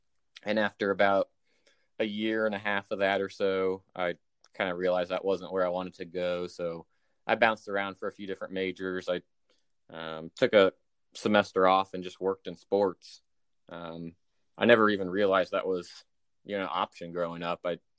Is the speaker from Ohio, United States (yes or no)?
yes; Columbus, Ohio, United States; moved away as an adult; also born or lived in Cincinnati, Ohio; now in Dallas, United States; So I'm from Ohio originally, born and raised in Columbus, Ohio. Spent 18 years there until I went to University of Cincinnati for college